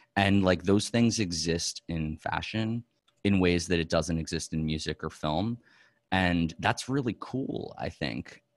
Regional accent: New York, United States; also born or lived in Los Angeles; I'm a New Yorker, like, my whole life

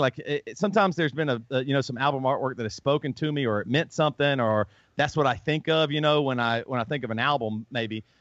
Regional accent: the South, United States; accent: southern; I grew up in the South

